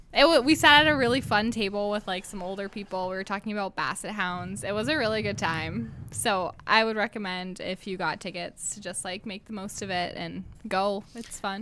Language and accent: English; New Hampshire, United States; moved away as an adult; now in North Dakota, United States; I'm from New